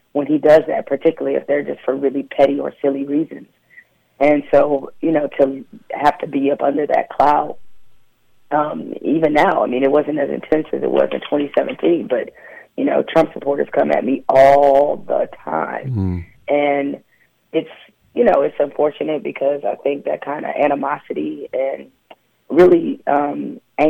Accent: Detroit, Michigan, United States; also born or lived in East Lansing, Michigan; I was raised in Detroit and grew up at Michigan State

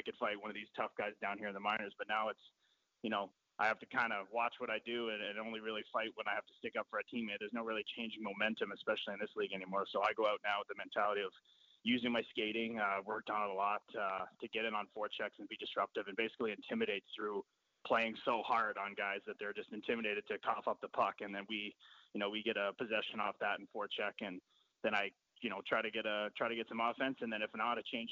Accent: Toronto, Ontario, Canada; I played in Toronto, my hometown

